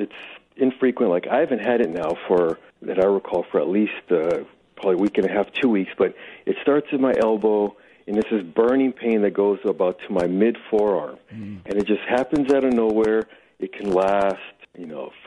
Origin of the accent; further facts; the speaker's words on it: Los Angeles, California, United States; I grew up in Venice Marina and actually went to St. Bernard High School in Playa del Rey